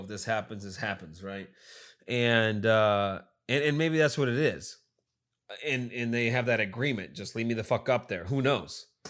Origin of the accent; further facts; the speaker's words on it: United States; I'm American